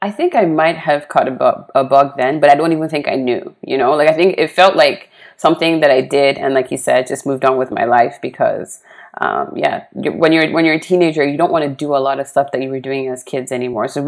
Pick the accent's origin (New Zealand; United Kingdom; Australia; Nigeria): Nigeria; also born or lived in Poland / Switzerland; I was born in Poland. We moved to Nigeria for a few years. We moved to Switzerland for about six years. And then I think when I moved back to uh, Nigeria, I was about 10 years old.